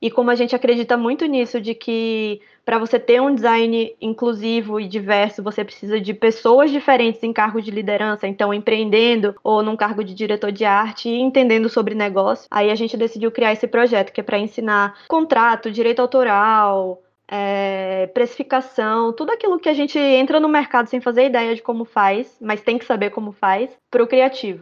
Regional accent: Northeast Brazil, Brazil; Mesmo sendo nordestina

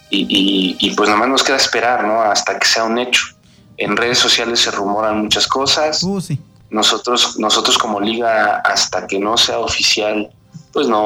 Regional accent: Mexico; Ahí aclarar que como, buenos mexicanos, este, el 12 de julio a las 10, 11 de la noche me marcan

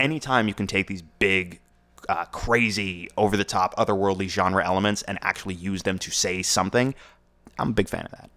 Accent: United States; I am an American

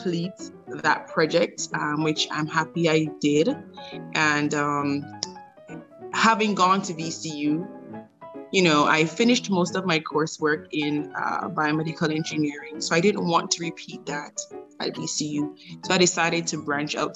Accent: Jamaica; moved away; being a Jamaican

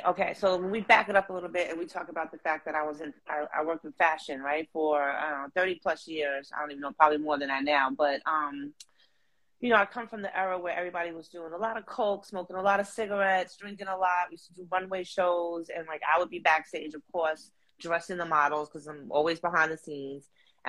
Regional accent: Harlem, New York, United States; This is where I'm from. This is where I'm from, baby.

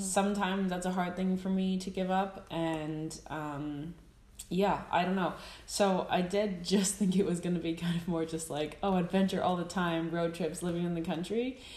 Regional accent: United States; accent: American; moved away as an adult; now in Iceland; if you couldn't tell from my accent, American

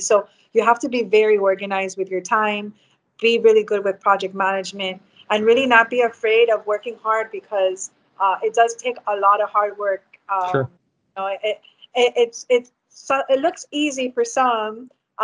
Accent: Hialeah, Florida, United States; I grew up in West Hialeah. Both my parents lived there when I was born. And so I grew up there all my life

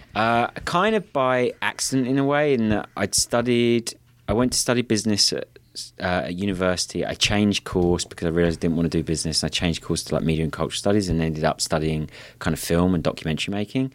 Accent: Kent, South East England, United Kingdom; now in Santa Monica, United States; I grew up in a place called Kent, which is just south of London

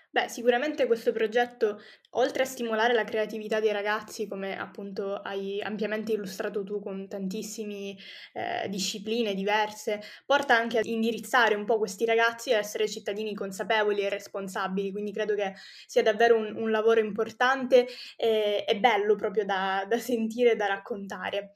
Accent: Sicily, Italy; io tra l'altro essendo anche siciliana

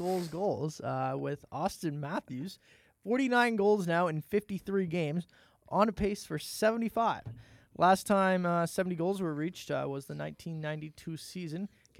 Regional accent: Nova Scotia, Canada; No, not because I'm from Nova Scotia.

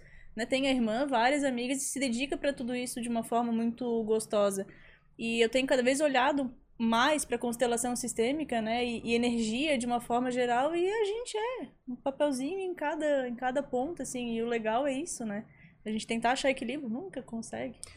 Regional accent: Florianópolis, Santa Catarina, Brazil; eu sou de Floripa também

